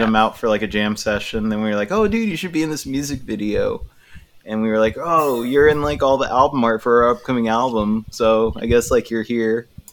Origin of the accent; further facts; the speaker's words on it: Chula Vista, California, United States; also born or lived in Portland, Oregon; now in Seattle, United States; I'm from Chula Vista